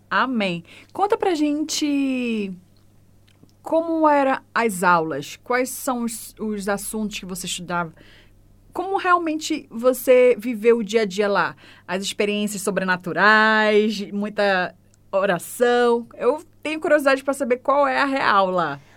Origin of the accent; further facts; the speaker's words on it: Belém, Pará, Brazil; also born or lived in Fortaleza, Brazil; now in Christchurch, New Zealand; Eu sou de Belém do Pará.